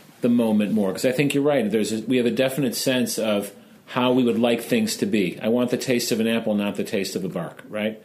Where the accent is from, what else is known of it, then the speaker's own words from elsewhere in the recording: Chicago, Illinois, United States; As a Chicagoan, I pronounce it drar